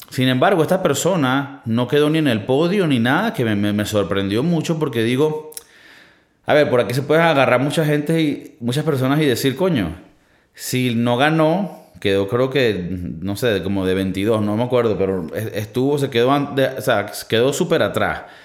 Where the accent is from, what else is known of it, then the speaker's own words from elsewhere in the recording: Venezuela; now in Spain; en mi país, en mi, país somos muy fértil. Y esto es algo también creo que de Latinoamérica, pero en Venezuela somos muy fértil.